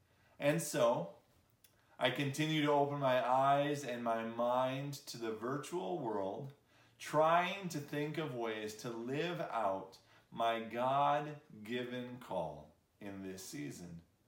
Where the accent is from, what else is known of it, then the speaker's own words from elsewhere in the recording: Michigan, United States; also born or lived in Chicago; now in Lafayette, United States; I grew up in Michigan, I lived in Chicago.